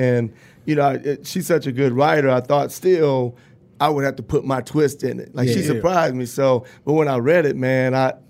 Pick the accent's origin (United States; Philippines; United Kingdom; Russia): United States; Ypsilanti, Michigan; Willow Run, I'm Ipsy. Ypsilanti. Okay. Yep. And I grew up in the Green. Yeah. In Ipsy.